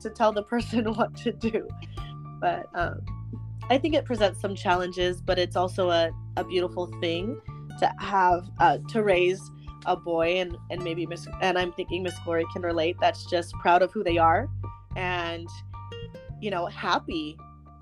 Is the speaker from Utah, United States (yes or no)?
yes; Davis County, Utah, United States; I grew up in Davis County, so it's a lot different where we live now.